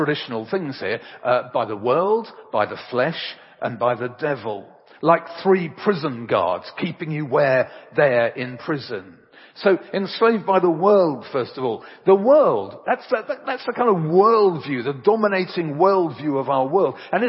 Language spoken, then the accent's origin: English; England, United Kingdom; I'm English. Very, very English